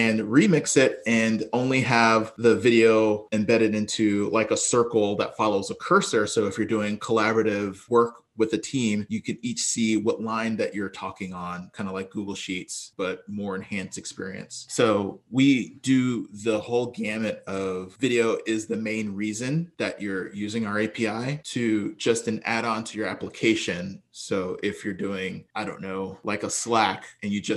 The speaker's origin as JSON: {"language": "English", "region": "Texas", "country": "United States", "tie": "born or raised there", "also_born_or_lived": "Brooklyn, New York", "said": "We quickly migrated to Texas where it was warmer, and that's where I grew up and went to school"}